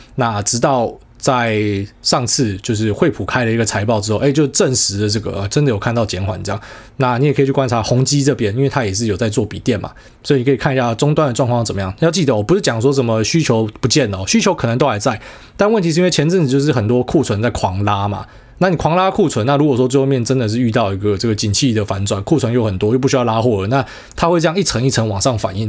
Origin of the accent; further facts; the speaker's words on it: Taiwan; 我们台湾人是比较顺民嘛